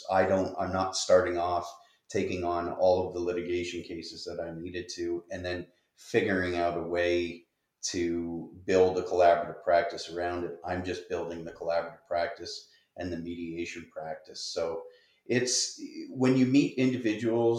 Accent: Windsor, Ontario, Canada; I'm from Windsor

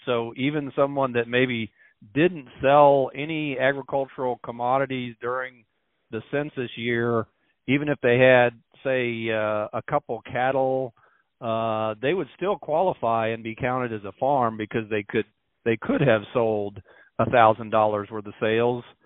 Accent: Missouri, United States; moved away as an adult; now in Iowa, United States; I'm from Missouri originally

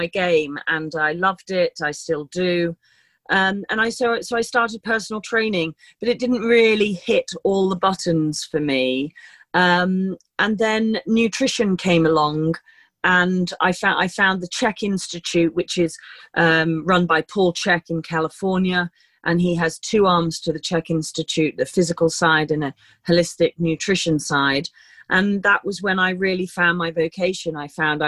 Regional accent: London, United Kingdom; moved away as an adult; also born or lived in Somerset; now in Kent, United Kingdom; I was born in London, and I've been in London for quite a long time

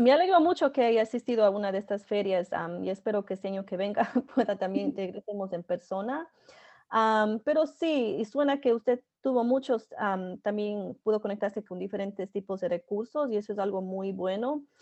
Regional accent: Ecuador; now in United States; yo crecí en Ecuador

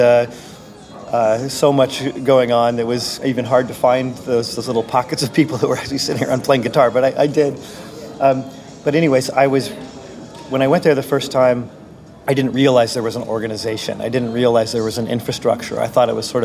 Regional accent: Silicon Valley, California, United States; I'm from Silicon Valley

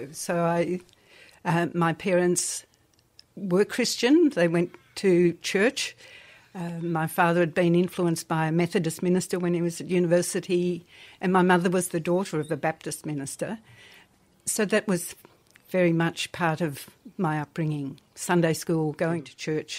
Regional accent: Melbourne, Victoria, Australia; I was born in Melbourne and then with both parents teachers.

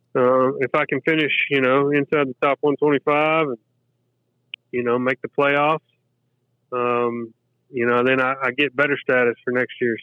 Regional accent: Lexington, Kentucky, United States; moved away as an adult; also born or lived in Danville, Kentucky; now in St. Simons Island, United States; I was in Lexington from first grade till about the age of 35

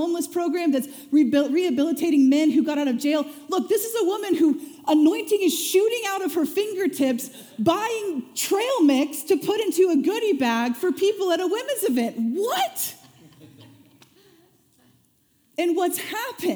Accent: Springfield, Missouri, United States; I grew up in Springfield, Missouri

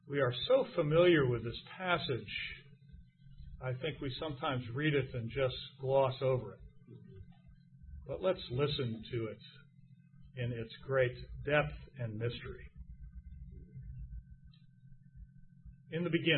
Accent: United States; I am an American Christian

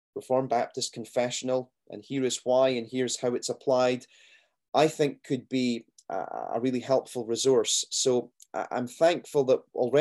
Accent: Scotland, United Kingdom; me being Scottish

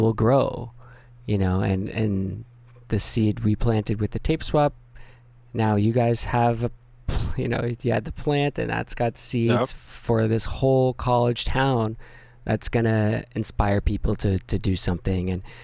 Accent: Canada; Cause I'm from Canada.

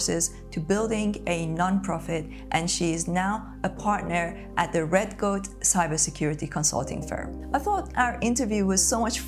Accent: Tehran, Tehran Province, Iran; moved away as an adult; now in United Kingdom; Growing up in Tehran

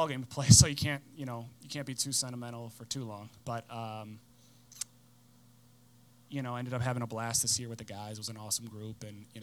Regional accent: Palatine, Illinois, United States; also born or lived in Peoria, Illinois; I grew up in Palatine. My parents still live there now

